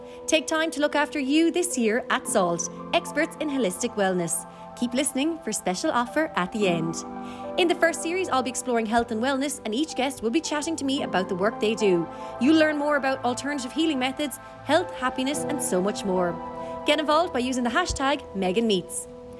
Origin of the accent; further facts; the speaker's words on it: Dublin, Leinster, Ireland; And I guess that story starts in Dublin. So I was born in 1989 in the Coombe Hospital. And there my life began in Dublin with my mother Pauline, my father Maxie and my brother Marcus. And our family home was in Dundrum